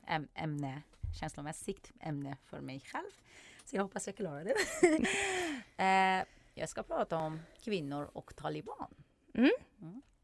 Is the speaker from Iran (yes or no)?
yes; Iran; Swedish is a second language; now in Sweden; jag är från Iran